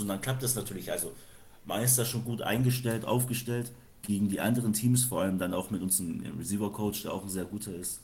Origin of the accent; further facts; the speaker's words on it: Franconia, Bavaria, Germany; wir sind zwar in Bayern, aber wir kommen aus Franken